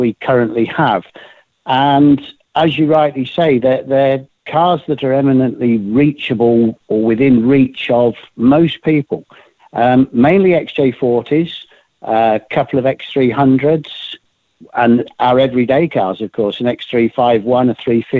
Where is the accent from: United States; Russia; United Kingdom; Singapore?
United Kingdom; Kenilworth, West Midlands; also born or lived in Earlsdon, Coventry; I was born in Earlston in Coventry, so I'm a proper sky blue man. But the family moved very quickly to Kenilworth